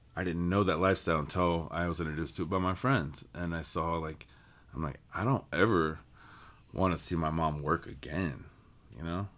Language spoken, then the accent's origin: English; Cushing, Oklahoma, United States; moved away; growing up in Cushing, which was a small town